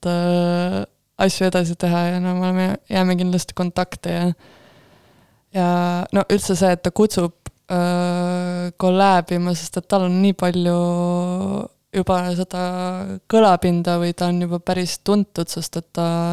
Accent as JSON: {"language": "Estonian", "country": "Estonia", "said": "me oleme suht eestlased tagasihoidlikud"}